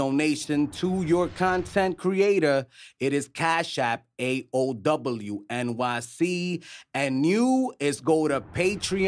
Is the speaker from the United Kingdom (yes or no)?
no; New York City, New York, United States; my brother, we grew up in East Harlem